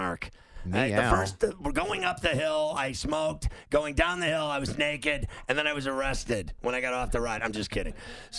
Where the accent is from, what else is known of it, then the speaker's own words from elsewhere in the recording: Pittsburgh, Pennsylvania, United States; I'm from Pittsburgh.